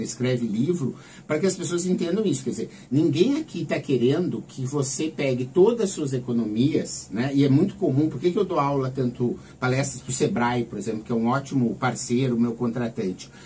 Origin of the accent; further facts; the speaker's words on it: Santa Maria, Rio Grande do Sul, Brazil; moved away as an adult; also born or lived in Porto Alegre; now in São Paulo, Brazil; sou natural de Santa Maria